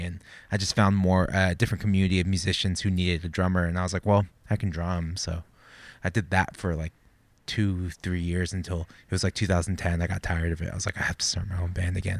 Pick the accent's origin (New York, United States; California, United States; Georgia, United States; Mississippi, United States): California, United States; Santa Barbara; born and raised in Santa Barbara